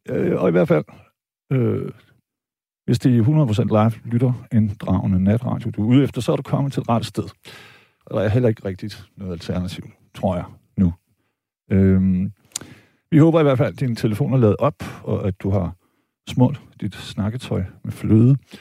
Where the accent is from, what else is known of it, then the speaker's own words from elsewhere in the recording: Vejle, Southern Denmark, Denmark; jeg er jo født og opvokset i Vejle